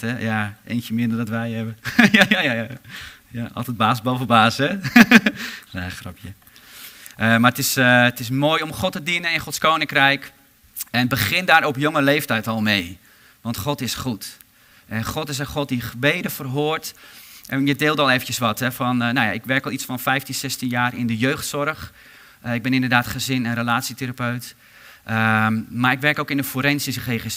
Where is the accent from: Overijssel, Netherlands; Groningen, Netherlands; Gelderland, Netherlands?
Gelderland, Netherlands; Harderwijk; ik kom zelf uit Harderwijk